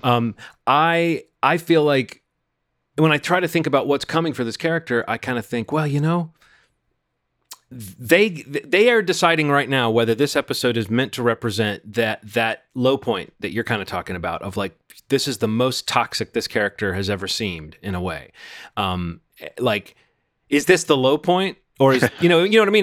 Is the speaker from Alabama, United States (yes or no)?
yes; Birmingham, Alabama, United States; moved away; my hometown of Birmingham, Alabama